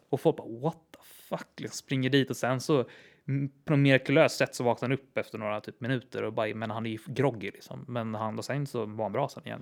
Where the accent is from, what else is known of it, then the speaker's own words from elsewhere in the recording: Täby, Stockholm County, Sweden; det hus där jag växte upp i Täby